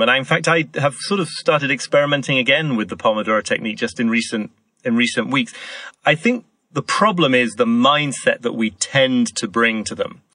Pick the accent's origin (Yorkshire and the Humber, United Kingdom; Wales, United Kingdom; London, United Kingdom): Yorkshire and the Humber, United Kingdom; York; I grew up in York in the north of England